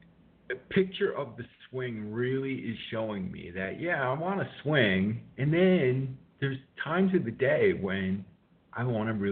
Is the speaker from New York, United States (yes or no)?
yes; New York City, New York, United States; moved away as an adult; now in West Coast, United States; I'm a New Yorker